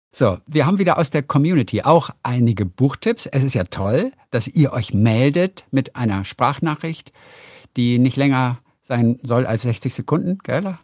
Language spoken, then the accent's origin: German; Northern Germany, Germany; ich komme aus, aus Norddeutschland